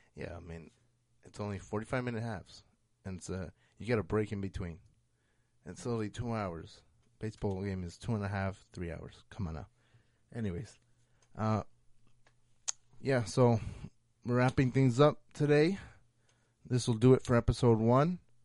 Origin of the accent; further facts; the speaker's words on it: United States; I am American